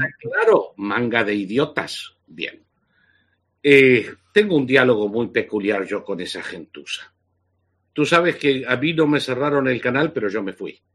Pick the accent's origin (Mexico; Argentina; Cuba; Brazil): Argentina; moved away as an adult; haber sufrido físicamente y encarcelamiento durante el régimen nazi-fascista de la Argentina. Y haberme marchado al exilio hace 42 años